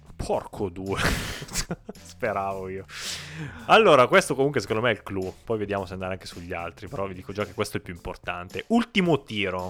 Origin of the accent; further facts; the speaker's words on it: Piedmont, Italy; noi siamo piemontesi, quindi siamo nati in una regione fortemente dominata dal vino rosso